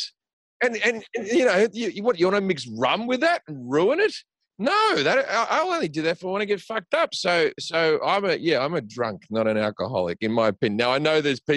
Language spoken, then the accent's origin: English; Australia; moved away as an adult; now in United States; guys I grew up with in Australia